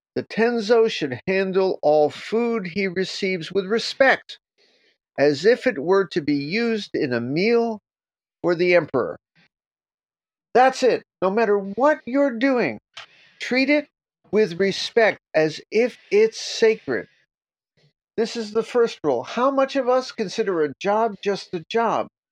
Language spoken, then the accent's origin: English; New York, United States; I'm from New York